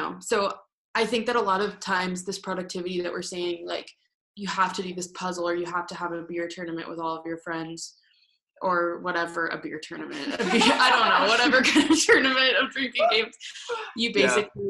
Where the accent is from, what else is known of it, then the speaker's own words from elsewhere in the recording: Denver, Colorado, United States; I'm from Denver, Colorado